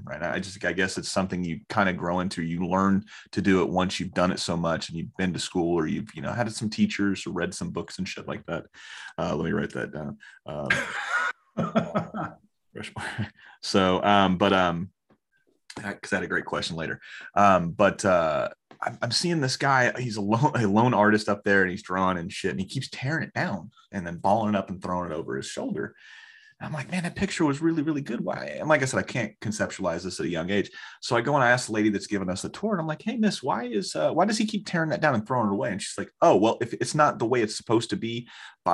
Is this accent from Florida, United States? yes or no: yes; Orlando, Florida, United States; I grew up in Orlando